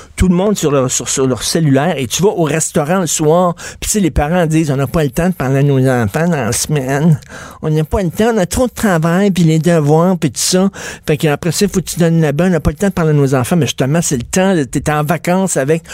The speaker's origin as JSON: {"language": "French", "region": "Quebec", "country": "Canada", "accent": "québécois", "said": "notre accent québécois"}